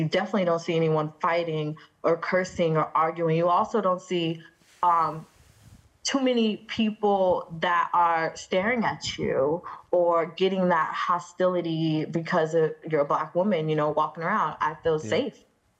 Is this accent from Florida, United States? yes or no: yes; Sarasota, Florida, United States; now in Dubai, United Arab Emirates; It was at first, because not even just the culture shock, just the shock.